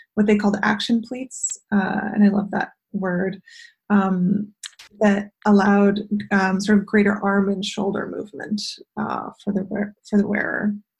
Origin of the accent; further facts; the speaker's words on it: Ottawa, Ontario, Canada; also born or lived in London, England / Toronto / Milwaukee, Wisconsin; I grew up uh, half in Ottawa and half in London, England